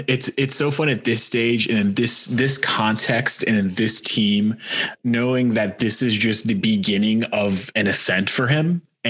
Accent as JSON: {"language": "English", "town": "New York City", "region": "New York", "country": "United States", "moved": "yes", "said": "So Chris, as you know, I'm originally from New York City. I moved here when I was younger. I claim this more of my home than I used to."}